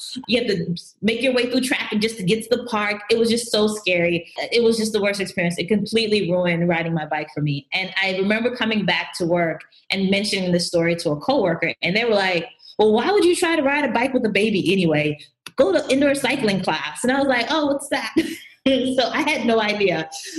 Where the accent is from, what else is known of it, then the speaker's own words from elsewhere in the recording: Atlanta, Georgia, United States; moved away as an adult; also born or lived in Jamaica / New Jersey / Harlem, New York; now in New York, United States; I'm originally from Jamaica. We came over to the U.S. when I was younger, but I grew up in Atlanta.